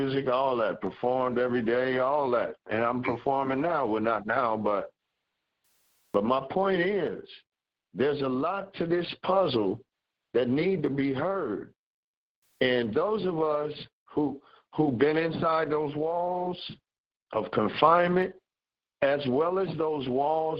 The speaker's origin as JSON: {"language": "English", "town": "Los Angeles", "region": "California", "country": "United States", "said": "I'm from Watts"}